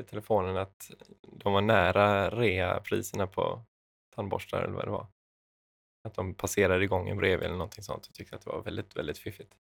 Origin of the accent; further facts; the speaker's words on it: Kalmar County, Sweden; jag är ju ölänning